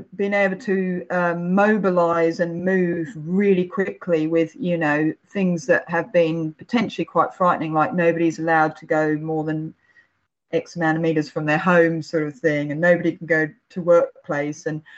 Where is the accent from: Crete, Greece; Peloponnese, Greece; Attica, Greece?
Crete, Greece; also born or lived in England; Well, actually, my dad's Greek, so I'm from Crete as well as England, and this is pretty much played all throughout my childhood.